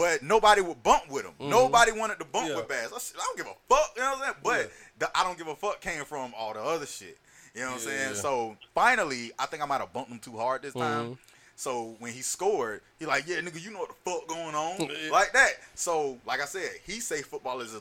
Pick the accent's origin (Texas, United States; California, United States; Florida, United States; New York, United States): Florida, United States; because I'm from Florida